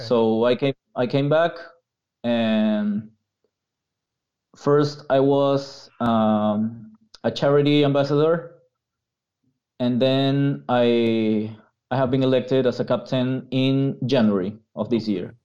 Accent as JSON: {"language": "English", "country": "Peru", "second_language": "English", "said": "I'm not North American, so English is not my first language."}